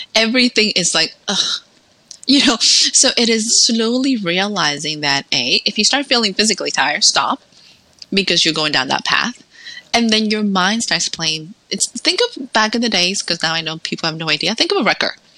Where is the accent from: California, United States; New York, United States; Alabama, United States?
New York, United States; New York City; moved away as an adult; also born or lived in Dominican Republic / Salem, Massachusetts; now in Texas, United States; So between ten through eighteen went to school in New York City